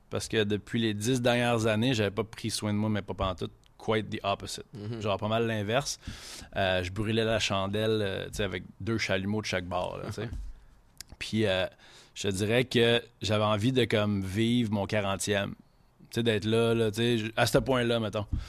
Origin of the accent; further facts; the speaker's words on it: Quebec City, Quebec, Canada; first language French; on vient de Québec, mais ma mère est anglophone